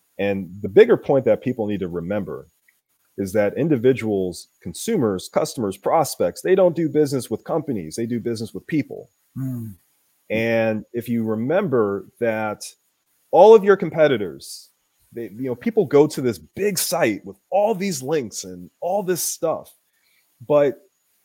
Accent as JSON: {"language": "English", "town": "Philadelphia", "region": "Pennsylvania", "country": "United States", "tie": "born or raised there", "said": "I'm originally from Philly"}